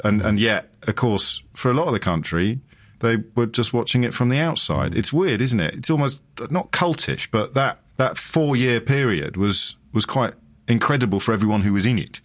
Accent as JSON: {"language": "English", "town": "Kidderminster", "region": "West Midlands", "country": "United Kingdom", "tie": "born or raised there", "said": "I grew up in Kidderminster"}